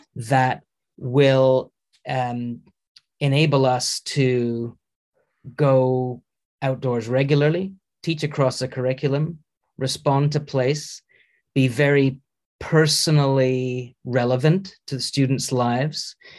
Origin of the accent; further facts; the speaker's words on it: Canada; moved away as an adult; also born or lived in United Kingdom / Edinburgh; now in Norway; I'm Canadian um, uh, originally